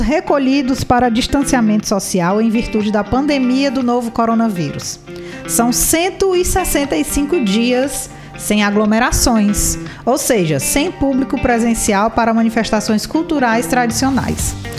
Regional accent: Ceará, Brazil; eu sou cearense

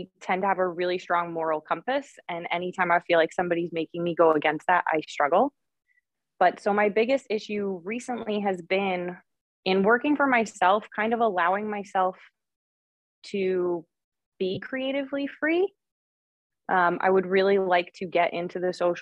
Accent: New York, United States; I'm from New York, as you had said before, living up in Rochester right now

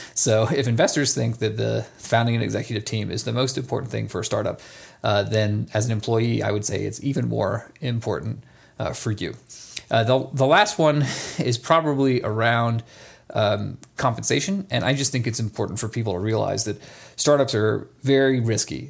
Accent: Atlanta, Georgia, United States; now in Nevada, United States; I grew up in Atlanta, Georgia

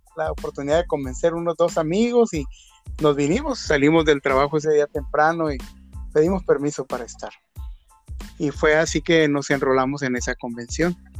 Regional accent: Mazatlán, Sinaloa, Mexico; yo soy de Mazatlán, Sinaloa yo vivía ya pues mis primeros 20, casi 21 años

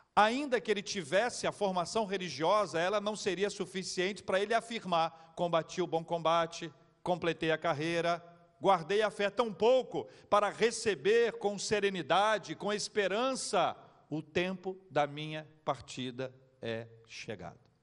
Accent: Rio de Janeiro, Brazil; nós somos aqui do Rio de Janeiro

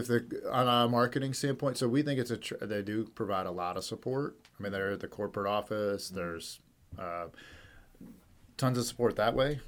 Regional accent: Dunedin, Florida, United States; I grew up in Dunedin

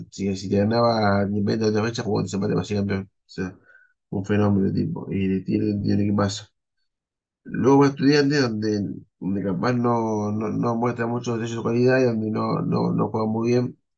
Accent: Argentina; realidad para mí pasó con más, gloria que pena porque soy me argentino, Argentina descendió jugando modo fútbol

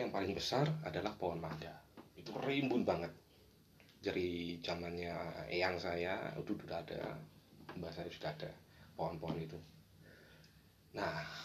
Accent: Surabaya, East Java, Indonesia; awal kisah saya sih lahir besar di Surabaya

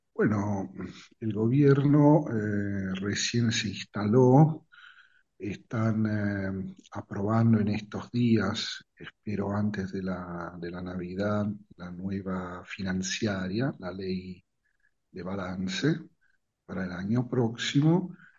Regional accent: Italy; also born or lived in Rosario, Argentina; como todos los ciudadanos italianos estamos

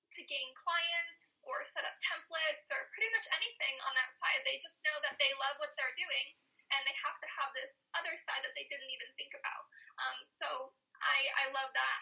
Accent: Arizona, United States; I was born and raised in Arizona

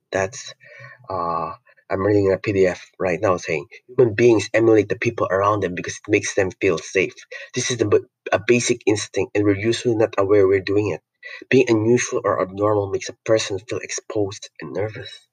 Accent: Philippines; I'm not any, an American, I'm not a European, I'm Filipino

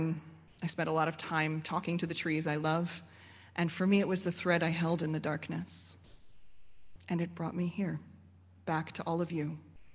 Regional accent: Frederick, Maryland, United States; I grew up here in Frederick

